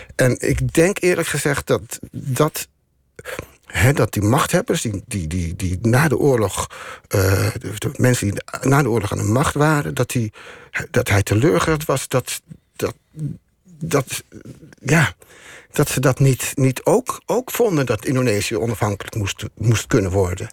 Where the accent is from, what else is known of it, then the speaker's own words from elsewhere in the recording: Amsterdam, North Holland, Netherlands; moved away as an adult; now in Neerkant, Netherlands; wij komen uit Amsterdam.